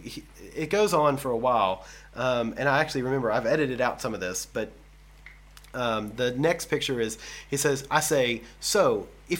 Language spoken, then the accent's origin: English; United States; moved away; I'm from the States